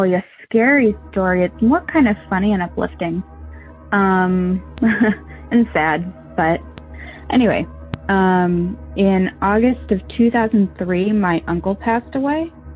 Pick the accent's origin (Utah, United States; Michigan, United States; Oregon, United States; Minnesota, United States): Michigan, United States; We're from Michigan.